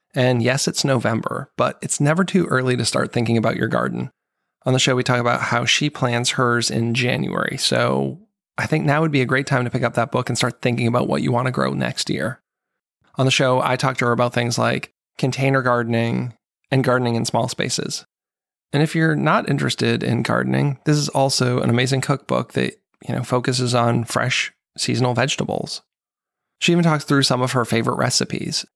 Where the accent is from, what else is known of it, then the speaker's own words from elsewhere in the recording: United States; growing up kind of in America